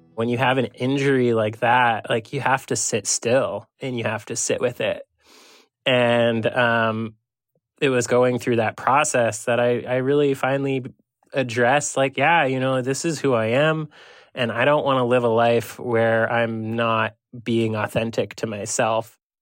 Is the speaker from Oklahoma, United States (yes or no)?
no; Waterbury, Vermont, United States; now in Bellingham, United States; I was in Waterbury, Vermont, my hometown